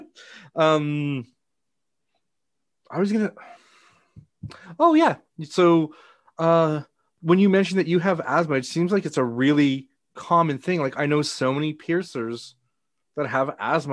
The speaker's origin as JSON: {"language": "English", "region": "Florida", "country": "United States", "tie": "born or raised there", "moved": "yes", "lives_now": "Canada", "said": "I was raised in Florida"}